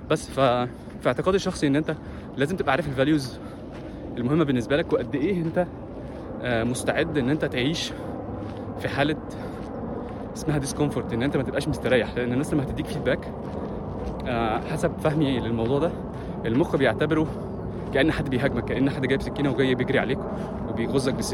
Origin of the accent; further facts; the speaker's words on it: Egypt; احنا اتربينا انا اتربيت في مصر انا هتكلم عن نفسي مش هتكلم عن حد اتربيت في مصر ان انا بسمع كلام ابويا وامي والاستاذ